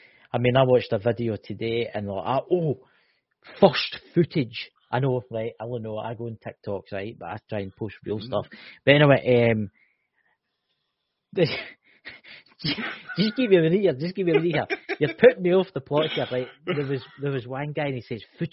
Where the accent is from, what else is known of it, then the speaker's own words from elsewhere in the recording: Scotland, United Kingdom; I'm from Scotland